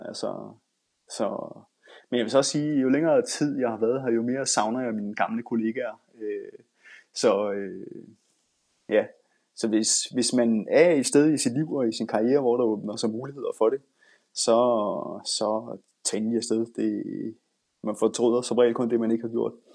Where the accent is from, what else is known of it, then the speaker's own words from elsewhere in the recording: Denmark; moved away as an adult; now in Bergen, Norway; jeg er den eneste dansker, der kører her